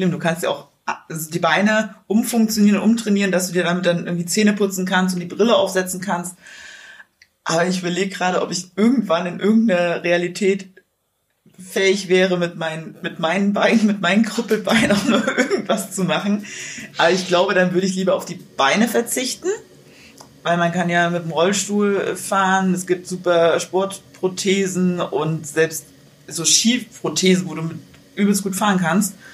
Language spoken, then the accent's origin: German; Thuringia, Germany; Ich komme ja ursprünglich aus Thüringen.